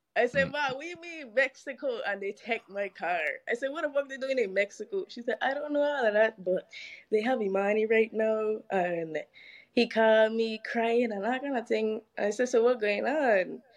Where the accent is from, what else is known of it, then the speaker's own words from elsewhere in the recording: U.S. Virgin Islands; I am from the beautiful island of St. Croix